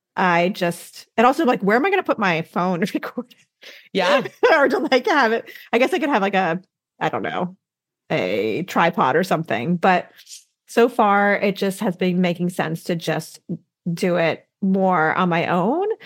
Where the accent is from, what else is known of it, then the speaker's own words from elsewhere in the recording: Midwest, United States; now in Southeastern United States; I didn't have this tradition growing up in the Midwest, but now in the southeastern part of the U.S.